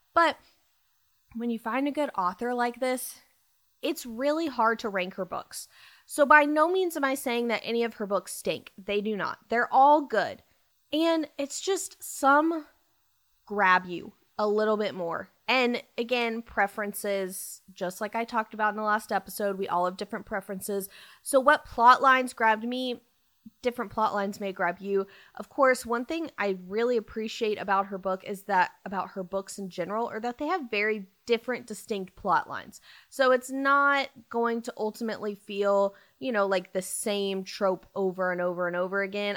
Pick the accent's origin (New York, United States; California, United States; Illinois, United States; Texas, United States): Texas, United States; Dallas; I am from Dallas